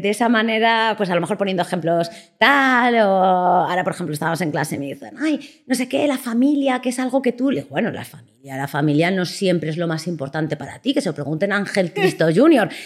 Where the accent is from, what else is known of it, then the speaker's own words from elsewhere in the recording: Salamanca, Castile and León, Spain; moved away as an adult; also born or lived in Las Palmas de Gran Canaria; now in Madrid, Spain; me vine para Madrid, que yo soy de Salamanca